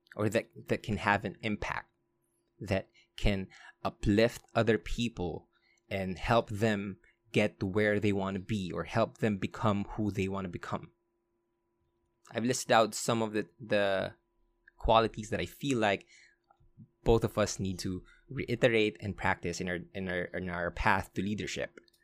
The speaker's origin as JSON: {"language": "English", "town": "Olongapo", "region": "Central Luzon", "country": "Philippines", "tie": "born or raised there", "said": "I was born in Olongapo. I was raised in Olongapo."}